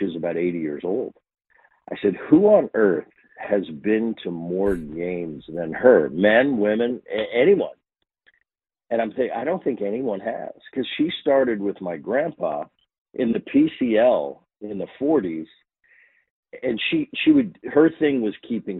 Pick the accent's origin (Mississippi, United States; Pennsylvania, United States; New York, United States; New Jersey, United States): New Jersey, United States; We grew up in Jersey